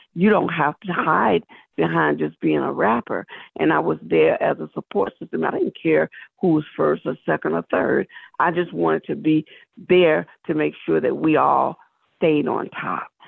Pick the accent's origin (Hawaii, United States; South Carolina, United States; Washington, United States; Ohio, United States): South Carolina, United States; I'm from South Carolina